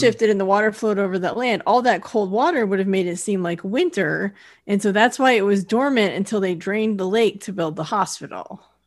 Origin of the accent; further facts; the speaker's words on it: California, United States; I'm from California